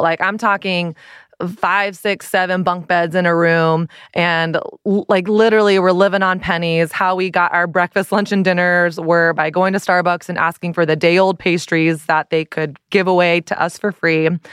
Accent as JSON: {"language": "English", "town": "Dallas", "region": "Texas", "country": "United States", "tie": "born or raised there", "also_born_or_lived": "San Diego / Brooklyn", "moved": "as an adult", "lives_now": "New York, United States", "said": "I grew up in Dallas, went to college in Dallas, my college was twenty minutes from home."}